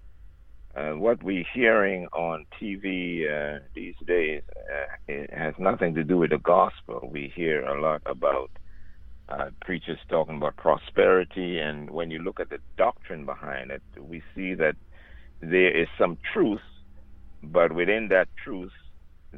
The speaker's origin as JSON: {"language": "English", "country": "Trinidad & Tobago", "tie": "born or raised there", "said": "I'm from Trinidad and Tobago, the country of Trinidad and Tobago. I was born in the bigger island, Trinidad. I'm a South boy. I'm a country boy. I grew up with the animals"}